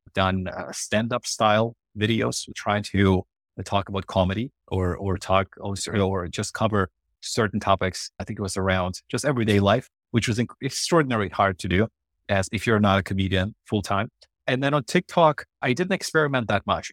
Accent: Ukraine; English is a second language; moved away as an adult; now in Canada; before I immigrated to Canada, when it was in Ukraine

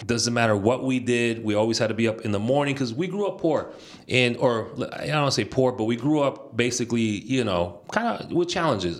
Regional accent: Bay Area, California, United States; also born or lived in Nicaragua; Yo nací en Nicaragua y me vine aquí a la, a la juventud. And I was raised here in the Bay Area, proud from the Bay.

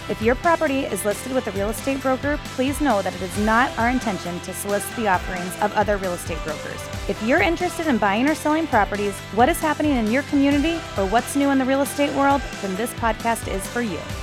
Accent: Glenwood, Iowa, United States; also born or lived in Maryville, Missouri; I'm from Glenwood and was moving back from uh, Maryville, Missouri, and was moving back to Glenwood

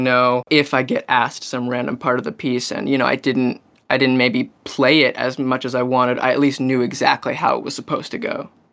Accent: Maryland, United States; I'm from Maryland

